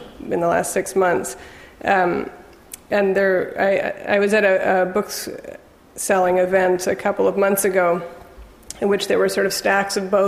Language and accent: English; Los Altos, California, United States; moved away; also born or lived in Mountain View / London / England; I grew up in Los Altos, but was born in Mountain View